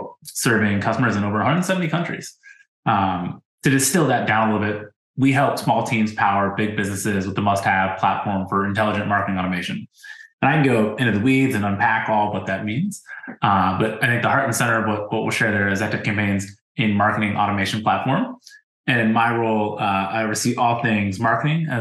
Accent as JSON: {"language": "English", "region": "Ohio", "country": "United States", "tie": "born or raised there", "said": "I grew up in Ohio too"}